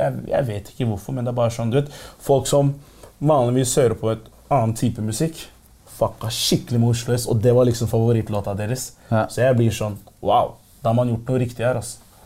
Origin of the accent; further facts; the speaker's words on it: Oslo, Norway; jeg er fra Groruddalen